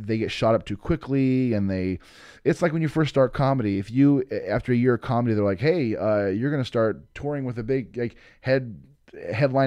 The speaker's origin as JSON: {"language": "English", "town": "Boise", "region": "Idaho", "country": "United States", "said": "I'm from Boise, Idaho"}